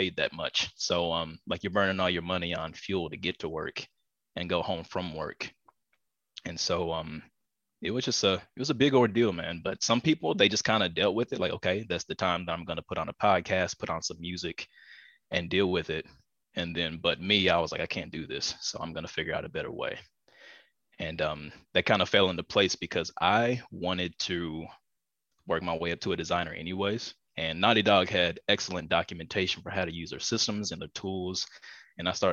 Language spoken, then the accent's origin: English; East Coast, United States; moved away; also born or lived in Pasadena, Los Angeles; I'm originally from the East Coast and moved over here to the West Coast